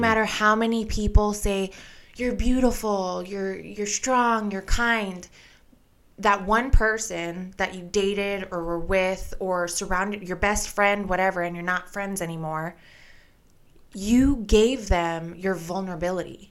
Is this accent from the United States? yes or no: yes; Hawaii, United States; I was born and raised in Hawaii